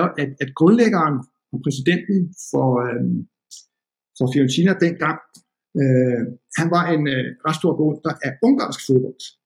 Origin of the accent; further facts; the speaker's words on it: Denmark; jeg kom fra Danmark